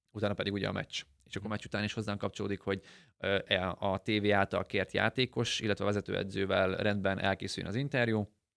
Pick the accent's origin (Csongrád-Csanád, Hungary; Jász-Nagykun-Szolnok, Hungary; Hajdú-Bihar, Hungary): Jász-Nagykun-Szolnok, Hungary; Karcag; ugye én Karcagon születtem, ott is jártam suliba, ott érettségiztem